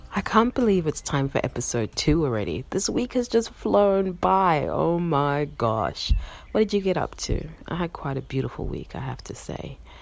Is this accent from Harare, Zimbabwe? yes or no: yes; Harare, Zimbabwe; now in Melbourne, Australia; I am a Karanga woman born and raised in Harare, Zimbabwe, and now I'm living in so called Melbourne, Australia